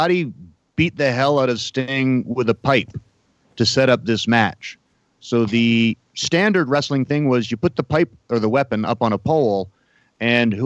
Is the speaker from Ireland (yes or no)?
no; Canada; I'm supposed to be a guy really proud of being a Canadian